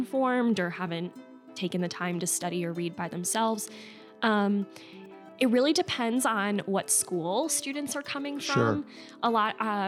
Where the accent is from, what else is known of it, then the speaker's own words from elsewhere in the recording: West Chicago, Illinois, United States; I grew up in the suburbs of Chicago, West Chicago specifically, and I grew up in a believing home.